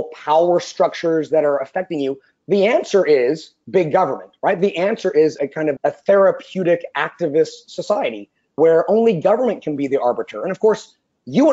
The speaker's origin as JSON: {"language": "English", "region": "California", "country": "United States", "said": "Being a Californian"}